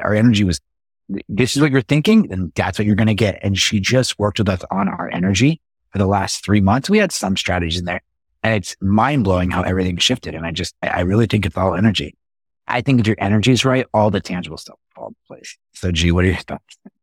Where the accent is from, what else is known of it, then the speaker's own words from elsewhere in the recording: Las Vegas, Nevada, United States; moved away as an adult; now in San Diego, United States; born and raised in Las Vegas